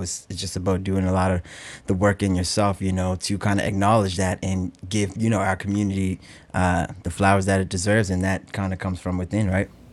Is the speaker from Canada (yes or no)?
yes; North Preston, Nova Scotia, Canada; I come all the way from North Preston, uh, which is the largest all-black community in all of Canada